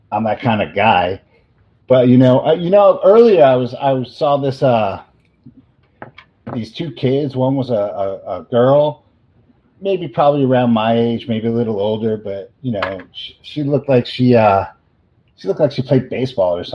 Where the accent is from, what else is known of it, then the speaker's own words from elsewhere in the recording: Bronx, New York, United States; Oh, didn't I say I'm from the Bronx?